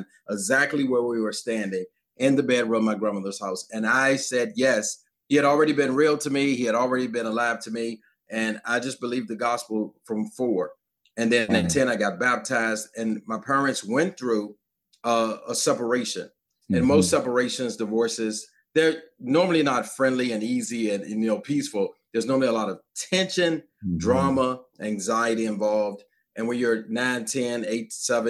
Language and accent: English; Virginia, United States; I'm from Virginia, grew up in my household